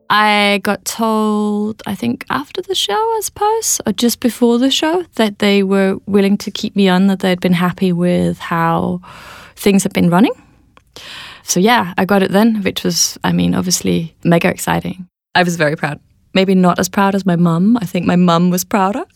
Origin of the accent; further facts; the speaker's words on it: Denmark; moved away as an adult; also born or lived in London; I'm from Denmark